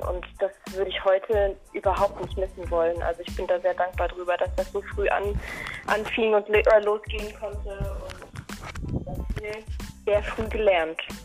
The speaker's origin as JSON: {"language": "German", "area": "Black Forest", "region": "Baden-Württemberg", "country": "Germany", "tie": "born or raised there", "said": "Ich komme eigentlich aus dem Schwarzwald"}